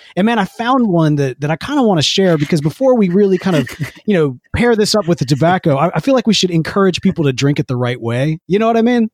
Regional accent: Jackson, Mississippi, United States; Growing up in Jackson, Mississippi

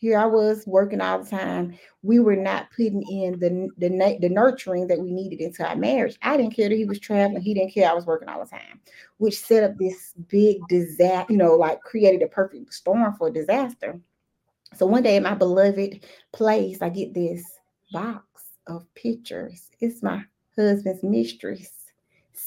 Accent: the South, United States; accent: Southern; super Southern.

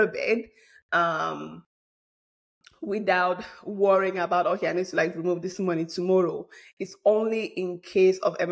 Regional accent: Bamileke from Cameroon, West, Cameroon; moved away; I'm a Bamleke from Cameroon

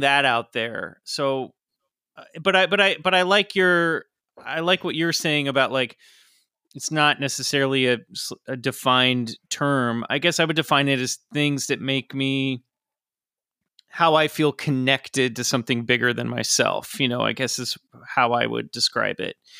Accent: Kansas, United States; I grew up in Kansas in the suburbs

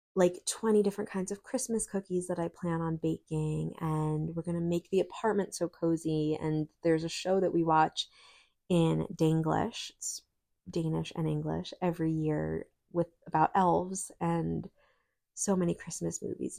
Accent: New York, United States; moved away; growing up in New York

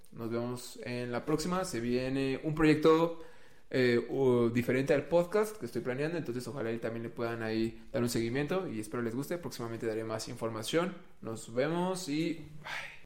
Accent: Mexico; por ser mexa y prieto

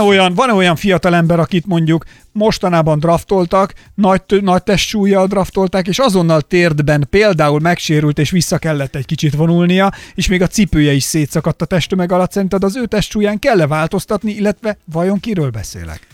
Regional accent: Somogy, Hungary; én Somogyból származom, és nálunk mindig volt például búcsú idején a faluban kövér, sovány foci

